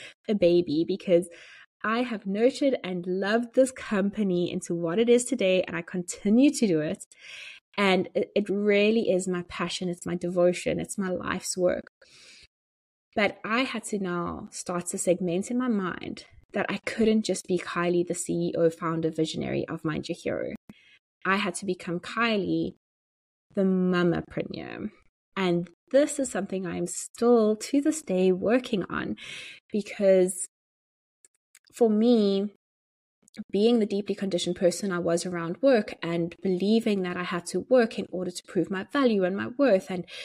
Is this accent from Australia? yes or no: no; South Africa; moved away as an adult; also born or lived in Johannesburg, South Africa; now in Dublin, Ireland; I was going from being a South African living in South Africa to being a South African living in Dublin and as an immigrant